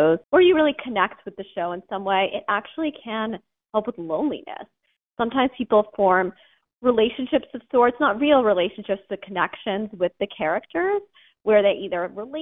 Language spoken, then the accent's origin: English; Massachusetts, United States; I'm from Massachusetts, so I grew up in New England